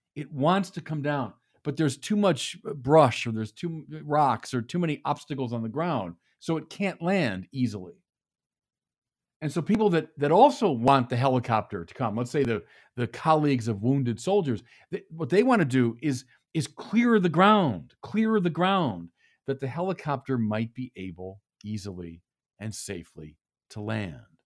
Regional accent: Midwest, United States; now in California, United States; I live out in California, you know, I'm a Midwesterner, so everything's flat where I'm from

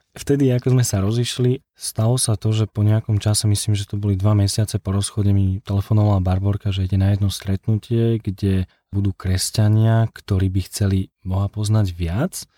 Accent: Liptov, Žilina Region, Slovakia; also born or lived in Scotland; now in Bratislava, Slovakia; pochádzam z Liptova

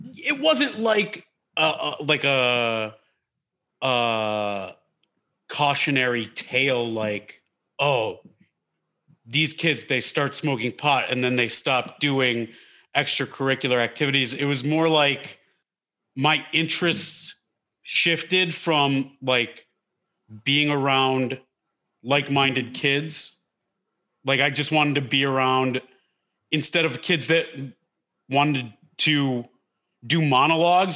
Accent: Detroit, Michigan, United States; I grew up in Detroit, in the Detroit area

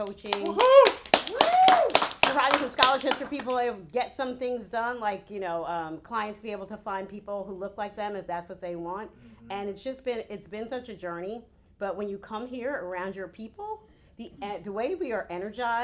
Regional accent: Philadelphia, Pennsylvania, United States; I'm from Philadelphia

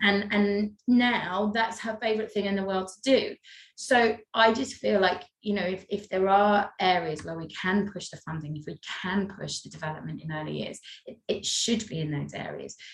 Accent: North Wales, United Kingdom; I come from North Wales

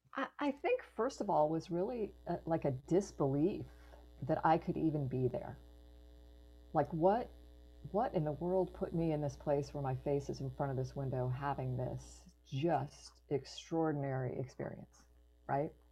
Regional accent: Florida, United States; I grew up in Florida

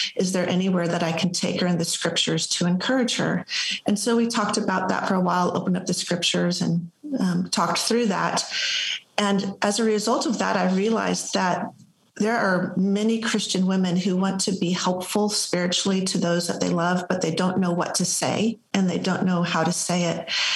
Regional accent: Los Angeles, California, United States; now in Spring, United States; I'm originally from the Los Angeles area, and we now live in Spring, Texas

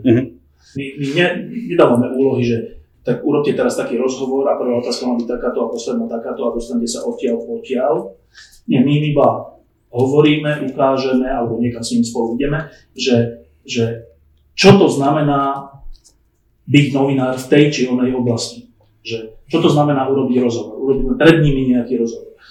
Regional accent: Bratislava, Bratislava Region, Slovakia; tu som sa narodil, ja som z Bratislavy

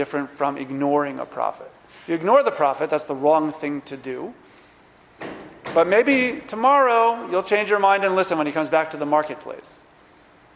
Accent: New York, United States; as a New Yorker

